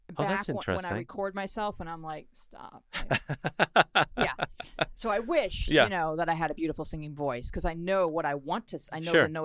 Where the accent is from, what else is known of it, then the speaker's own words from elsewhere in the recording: Buffalo, New York, United States; now in Los Angeles, United States; No, I grew up in Buffalo, New York.